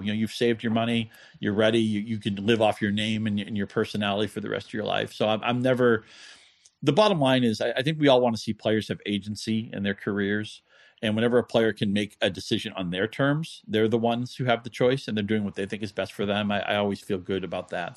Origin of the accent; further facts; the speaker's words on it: New England, United States; moved away as an adult; now in Michigan, United States; I grew up in New England, but I've lived in Michigan for over twenty years now.